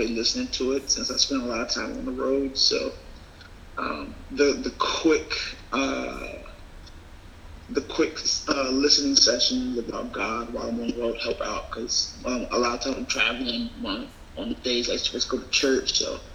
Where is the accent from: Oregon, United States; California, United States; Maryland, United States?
Maryland, United States; I'm from Maryland